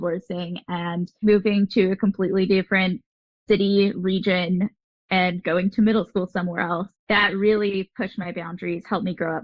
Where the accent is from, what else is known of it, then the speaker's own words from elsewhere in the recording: Southern California, United States; I have grown up in Southern California, but I am a child of divorce. So I have moved to different places throughout Southern California